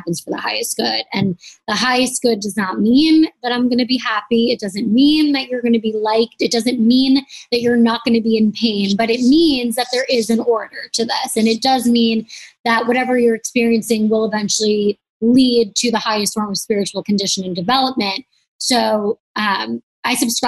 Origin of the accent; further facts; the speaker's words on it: New York, United States; moved away; also born or lived in Los Angeles; I'm from New York, like a very accepting place. And then I lived